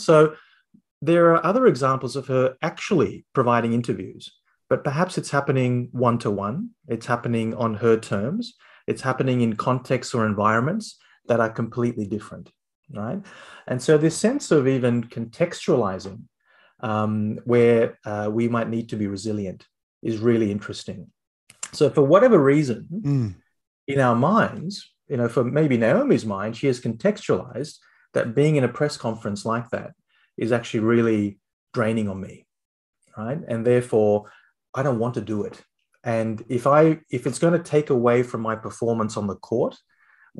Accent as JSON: {"language": "English", "town": "Canberra", "region": "Australian Capital Territory", "country": "Australia", "tie": "born or raised there", "said": "I grew up in Canberra"}